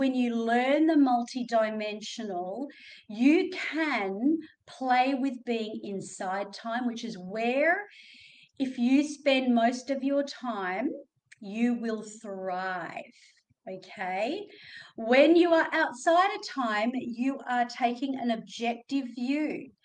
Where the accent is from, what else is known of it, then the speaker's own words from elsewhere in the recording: Australia; accent: Australian; my Australian accent